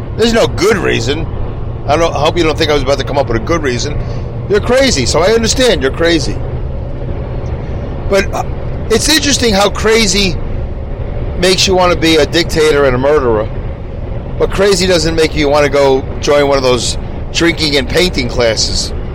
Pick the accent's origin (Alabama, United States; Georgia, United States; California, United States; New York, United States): New York, United States; New York City; growing up in Brooklyn